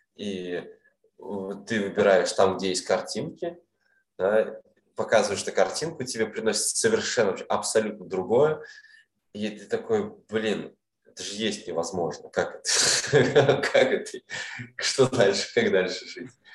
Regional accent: Kazan, Tatarstan, Russia; moved away as an adult; also born or lived in Almaty, Kazakhstan; now in Vietnam; своим домом я считаю Казань. Да, я в Алмате родился, родился в Казани я вырос там, в студенческие годы, там, школьные

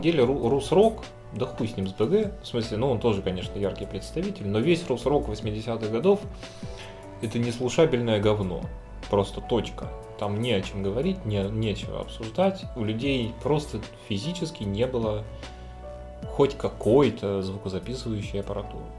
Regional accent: the South, southern Russia, Russia; мы-то, южане

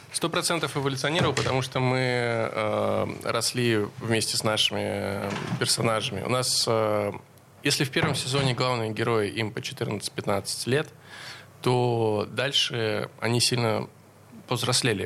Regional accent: Veliky Novgorod, Novgorod Oblast, Russia; Мы оба из Великого Новгорода

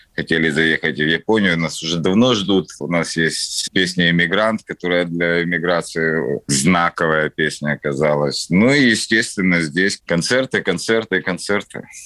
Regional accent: Kyiv, Ukraine; я коренной киевлянин

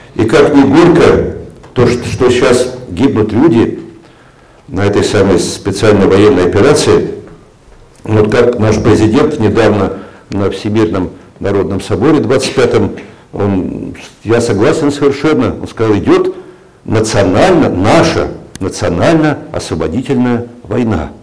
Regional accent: Siberia, Russia; moved away; я сибиряк по, по, по рождению, но как-то почему-то по Сибири я как-то особо не тоскую, хотя детство мое прошло, прошло там

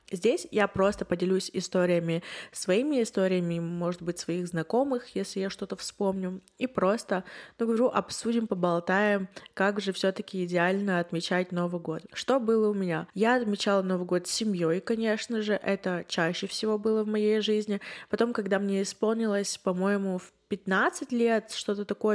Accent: Yekaterinburg, Sverdlovsk Oblast, Russia; я из Екатеринбурга

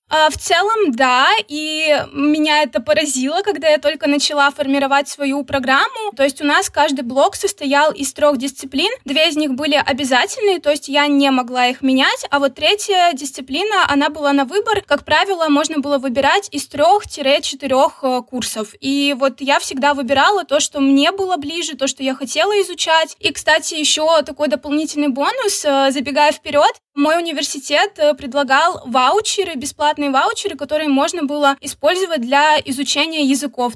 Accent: Khabarovsk, Khabarovsk Krai, Russia; moved away as an adult; also born or lived in Saint Petersburg / Tilburg, Netherlands; now in Georgia; Вообще я родом из Хабаровска

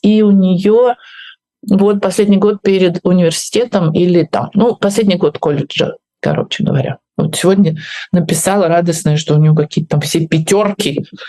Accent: Russia; moved away as an adult; also born or lived in Moscow / Kyiv; now in Spain; я уезжаю из своей страны

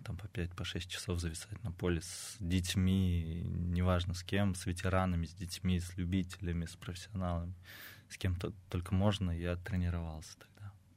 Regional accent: Saransk, Mordovia, Russia; now in Samara, Russia; я жил и рос в Саранске

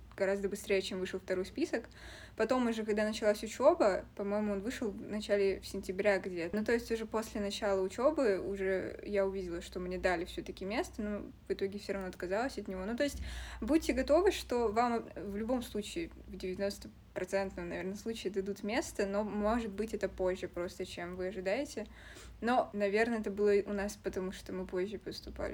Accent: Vyborg, Leningrad Oblast, Russia; moved away as an adult; now in Saint Petersburg, Russia; я из Выборга, это 100 километров от Питера

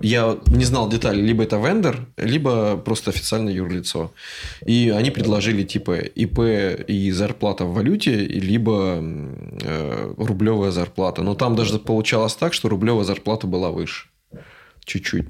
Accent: Russia; moved away; Мы такие из России

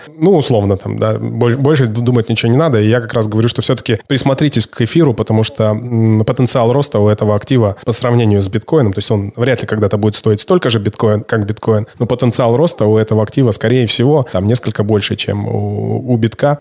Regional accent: Siberia, Russia; У меня много друзей в Барнауле, мы с тобой, сибиряки

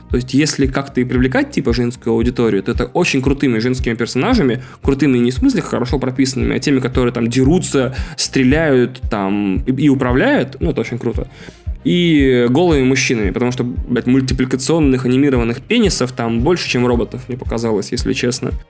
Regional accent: Russia; Я, э, ездил в детстве в Финляндию несколько раз, э, потому что мой город был близко к Финляндии

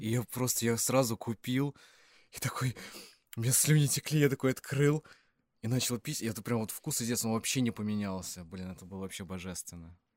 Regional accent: Klin, Moscow Oblast, Russia; я родился в Подмосковье, маленький городок Клин

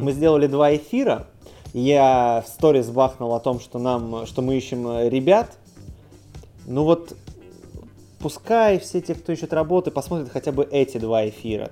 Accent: Saint Petersburg, Russia; мы питерцы

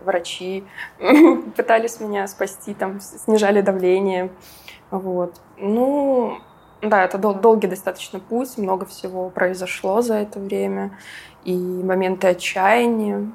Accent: Minsk, Belarus; also born or lived in Georgia; я вообще из Минска

